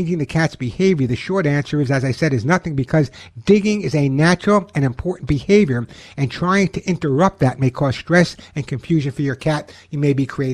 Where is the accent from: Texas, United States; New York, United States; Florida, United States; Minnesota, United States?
New York, United States; Oceanside; now in Santa Monica, United States; I'm in Santa Monica, and I grew up in Oceanside, Long Island